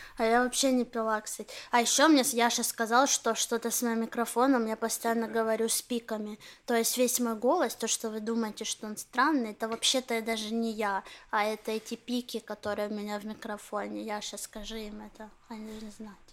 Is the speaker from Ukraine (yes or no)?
yes; Ukraine; now in Israel; я украинская еврейка, говорю раджар